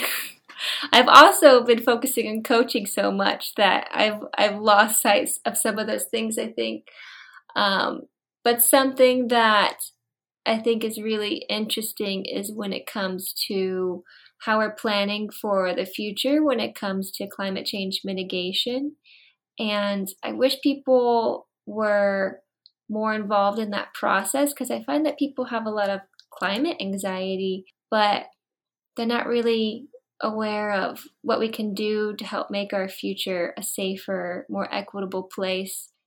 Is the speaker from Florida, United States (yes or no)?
yes; Florida, United States; moved away as an adult; also born or lived in Vancouver; I'm originally from Florida, so I worked in Florida, And then I moved to Vancouver